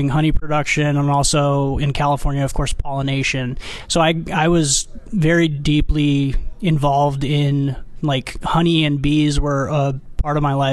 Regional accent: Armenia; now in United States; I immigrated here from Armenia, actually, where my family was uh, five generations of beekeepers. And when we came to America uh, to the West Coast

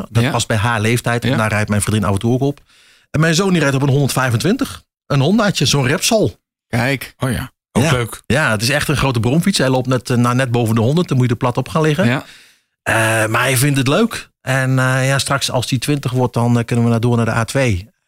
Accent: Achterhoek, Gelderland, Netherlands; accent: Achterhoek; moved away; also born or lived in Raalte area; hoor het aan mijn accent. Ik ben echt achter, achterhoek wat dat betreft. En eh, ja, daar blijft, zit toch een soort roots.

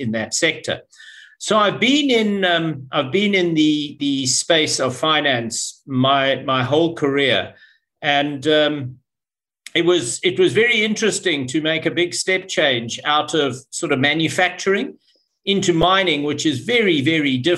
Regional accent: Zimbabwe; moved away as an adult; also born or lived in Cape Town, South Africa; I was born in Zimbabwe, educated in Zimbabwe. And then did my tertiary education in Cape Town in South Africa.

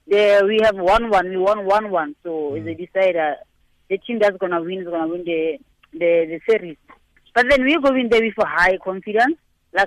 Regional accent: Botshabelo, Free State, South Africa; I'm from Botshabelo

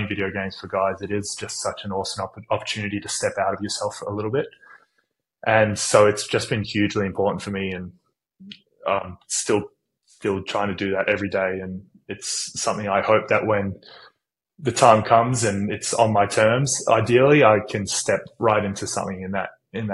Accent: United States; now in Sydney, Australia; I grew up in the States playing baseball and soccer

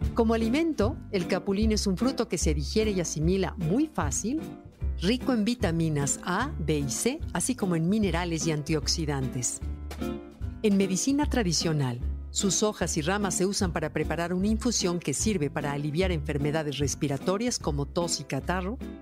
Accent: Mexico

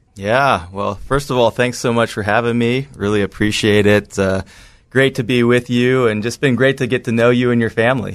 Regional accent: just outside of San Francisco, California, United States; I grew up in the United States, just outside of San Francisco, California

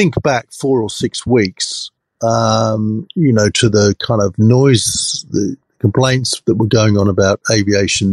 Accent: England, United Kingdom; now in Australia; I grew up in England

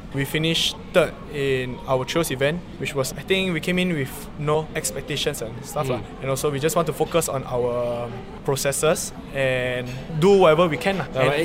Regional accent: Singapore; I was from St. Anthony's Primary School, which is at Bukit Batok, West Avenue 7.

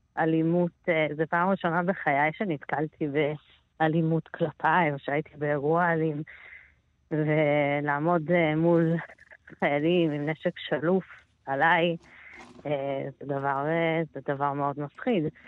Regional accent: Israel; אני ישראלית, אני יהודייה

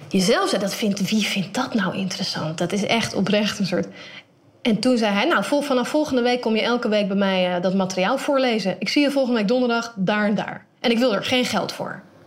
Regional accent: Netherlands; Ik ben in Nederland opgegroeid

